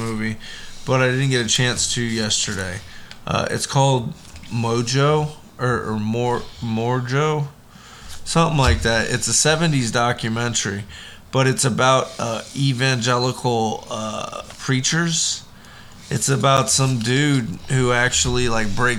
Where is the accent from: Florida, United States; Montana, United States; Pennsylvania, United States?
Florida, United States; moved away; I was growing up in Florida